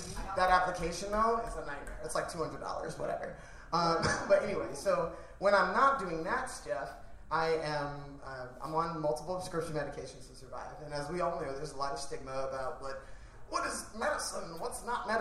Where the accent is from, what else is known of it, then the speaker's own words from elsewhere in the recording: Cleveland, Ohio, United States; now in Chicago, United States; I'm originally from Cleveland, Ohio.